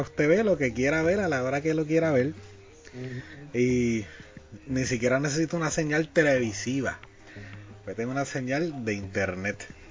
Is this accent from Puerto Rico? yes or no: yes; Puerto Rico; nosotros somos de Puerto Rico. Acá en Puerto Rico